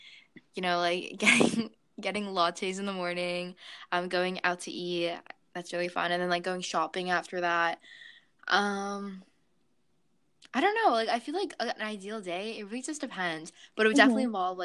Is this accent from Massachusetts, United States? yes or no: yes; Boston, Massachusetts, United States; I'm from Boston, Massachusetts